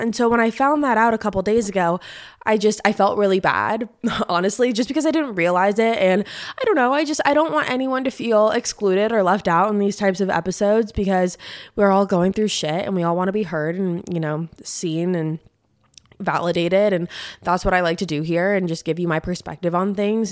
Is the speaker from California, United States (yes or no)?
yes; San Diego, California, United States; moved away as an adult; now in Nashville, United States; I'm from San Diego, and I lived there for, like, the past fifteen years before I moved to Nashville about a year and a half ago